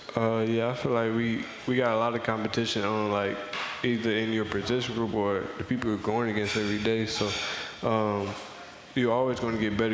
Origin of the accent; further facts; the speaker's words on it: Missouri, United States; I'm from Missouri